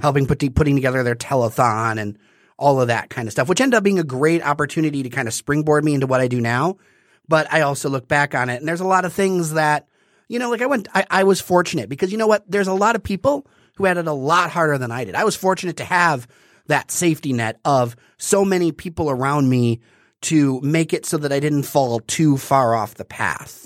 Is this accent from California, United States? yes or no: no; Detroit, Michigan, United States; I'm from the East Side. I split my time between uh, the park over there and Indian Village